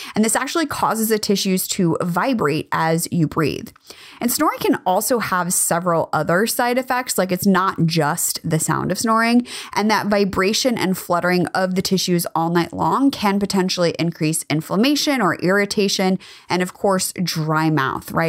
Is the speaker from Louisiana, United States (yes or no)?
no; California, United States; I grew up in California.